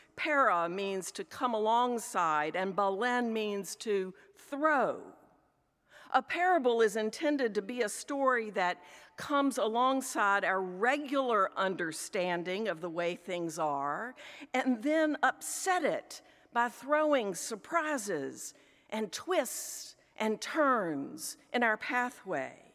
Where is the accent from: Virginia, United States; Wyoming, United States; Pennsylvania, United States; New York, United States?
Virginia, United States; Richmond; accent: Southern; also born or lived in Philadelphia area; now in Philadelphia, United States; I grew up in Richmond, Virginia